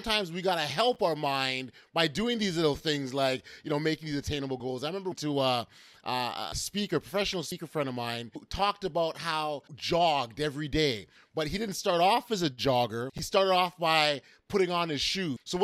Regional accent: Toronto, Ontario, Canada; I grew up in Regent Park, moved to the West End.

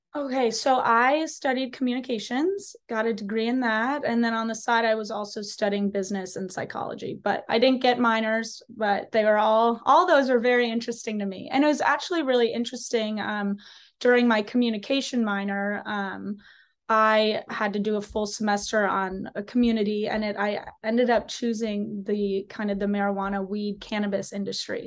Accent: a small town outside of Chicago, Illinois, United States; I am from a small town outside of Chicago.

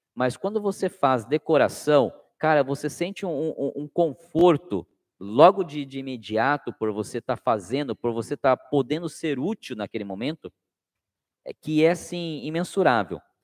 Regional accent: Cananéia, São Paulo, Brazil; now in Sorocaba, Brazil; eu sou de Cananéia, litoral sul. E Cananéia, por ser uma cidade é, é, praiana, né, com muita pesca, a minha infância foi ouvindo os catarinenses falar.

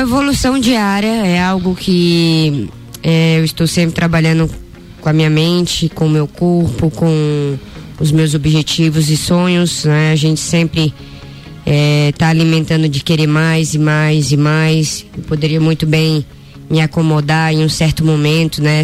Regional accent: Ceará, Brazil; moved away; Eu que sou nordestina, cearense, saí né, tão cedo de casa

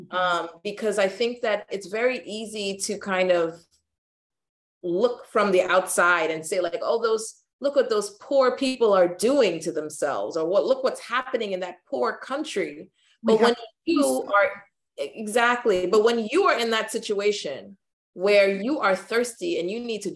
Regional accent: New York, United States; also born or lived in Ghana; growing up in New York

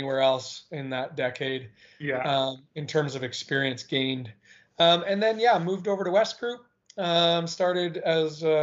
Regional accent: Whistler, British Columbia, Canada; moved away as an adult; now in Vancouver, Canada; I was born and raised in Whistler, British Columbia

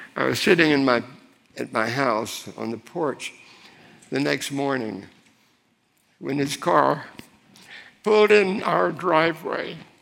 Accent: Miami, Florida, United States; I grew up in Miami. My family were longtime Floridians

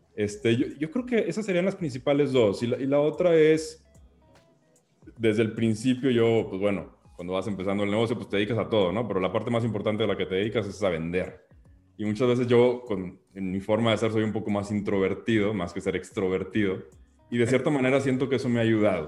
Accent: Mexico; como mexicanos

